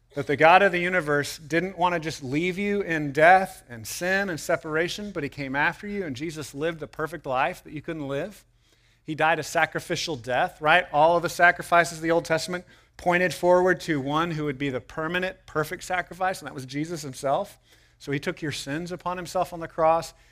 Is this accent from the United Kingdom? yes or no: no; United States; as American people